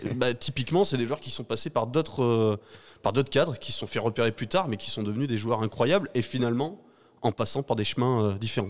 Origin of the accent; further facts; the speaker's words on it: Vernoux-en-Vivarais, Auvergne-Rhône-Alpes, France; je suis, euh, assez chauvin mais je suis ardéchois